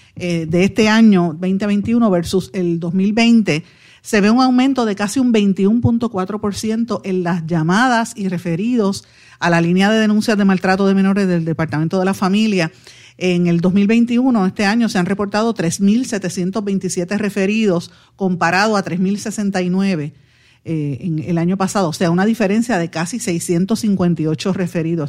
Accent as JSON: {"language": "Spanish", "town": "Guaynabo", "country": "Puerto Rico", "said": "yo soy de Guaynabo."}